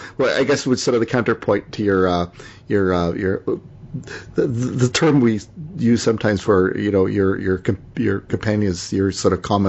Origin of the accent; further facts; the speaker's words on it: Canada; also born or lived in Toronto; I'm a Canadian.